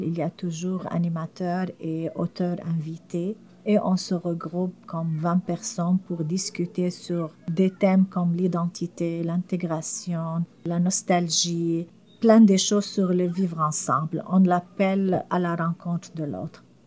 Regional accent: Syria; French is a second language; moved away as an adult; now in Montreal, Canada

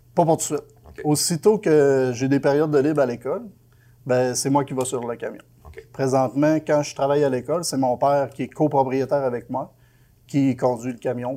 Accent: Quebec, Canada; moi je viens du Lac-Saint-Jean

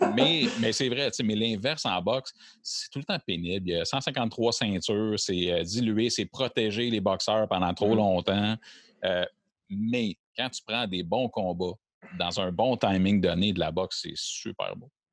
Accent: Quebec, Canada; on parle en tant que Québécois aussi, puis on est fiers

